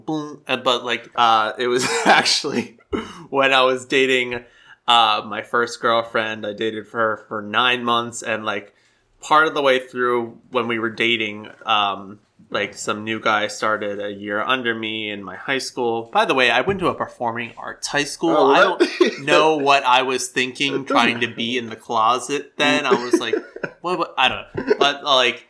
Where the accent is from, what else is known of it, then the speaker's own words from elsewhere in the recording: Claymont, Delaware, United States; I grew up in Claymont, Delaware, which is 30 minutes away in suburbia.